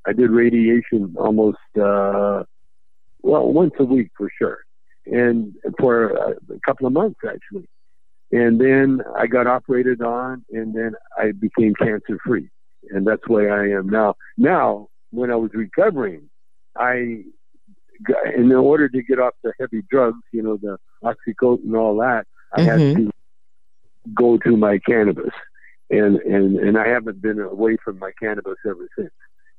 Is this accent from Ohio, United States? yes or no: no; Bel Air, California, United States; I had some growing up in Bel Air.